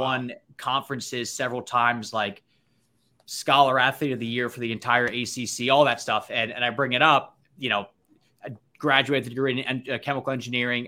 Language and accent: English; near Annapolis, Maryland, United States; I grew up right near Annapolis.